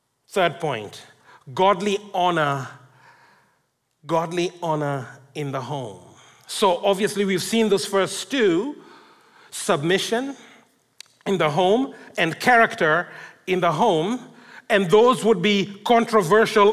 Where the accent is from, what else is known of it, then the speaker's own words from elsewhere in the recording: Kenya; I come from Kenya, and I also speak Swahili